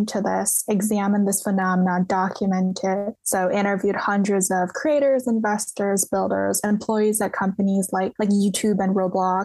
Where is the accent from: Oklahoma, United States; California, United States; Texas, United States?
California, United States; the Bay Area; I grew up in the Bay Area